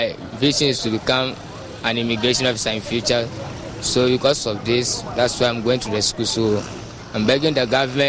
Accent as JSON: {"language": "English", "town": "Sogakope", "region": "Volta", "country": "Ghana", "said": "I'm from Sogakope"}